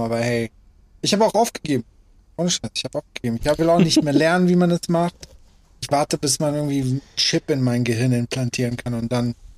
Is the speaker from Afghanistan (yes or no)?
yes; Afghanistan; moved away; Ich bin geboren in Afghanistan